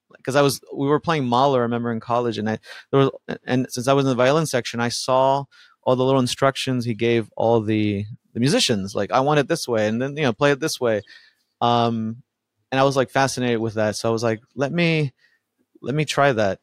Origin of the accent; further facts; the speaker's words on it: Miami, Florida, United States; English is a second language; also born or lived in Buenos Aires, Argentina; now in Los Angeles, United States; We moved to Miami and uh, grew up in that neighborhood.